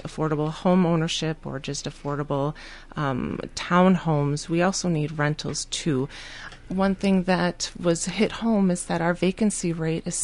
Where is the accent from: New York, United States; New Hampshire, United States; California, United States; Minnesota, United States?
Minnesota, United States; Scott County; moved away as an adult; now in Northfield, United States; I'm originally from Scott County. My family still lives there in Elko.